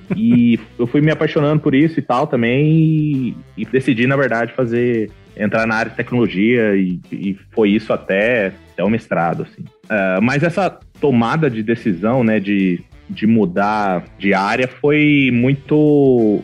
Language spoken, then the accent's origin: Portuguese; Campo Grande, Mato Grosso do Sul, Brazil; also born or lived in Porto Alegre, Brazil; Eu sou de Campo Grande, Mato Grosso do Sul